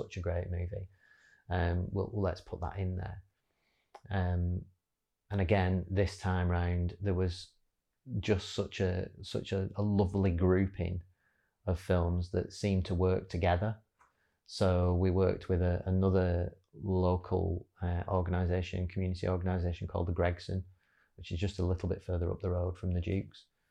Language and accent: English; Wigan, North West England, United Kingdom; working recently back in my hometown of Wigan